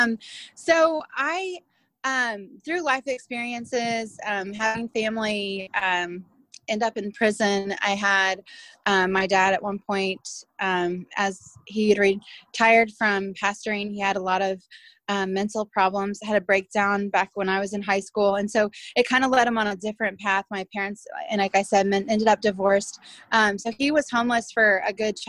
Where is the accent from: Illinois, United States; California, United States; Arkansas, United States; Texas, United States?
Illinois, United States; central; now in Oklahoma, United States; I grew up mostly in Illinois, central Illinois